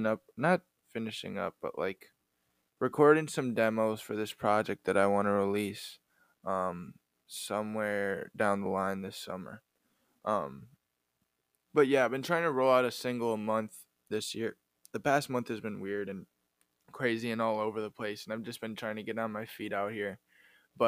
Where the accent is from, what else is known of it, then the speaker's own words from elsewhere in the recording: Wisconsin, United States; I'm from Wisconsin